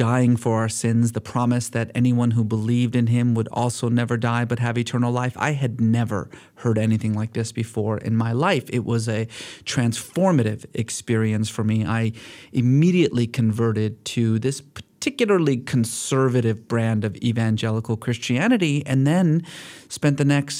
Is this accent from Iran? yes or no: yes; Iran; born there; I was born in Iran. I like to sometimes joke that I come from a long line of lukewarm Muslims and exuberant atheists.